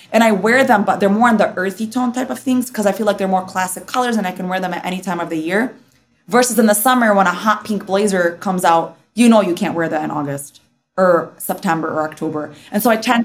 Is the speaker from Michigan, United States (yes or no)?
yes; Dearborn, Michigan, United States; Dearborn's where I kind of grew up